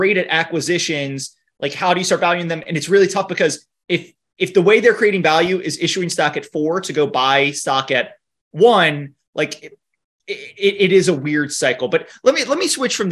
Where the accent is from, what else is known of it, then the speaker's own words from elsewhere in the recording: New Orleans, Louisiana, United States; I'm from New Orleans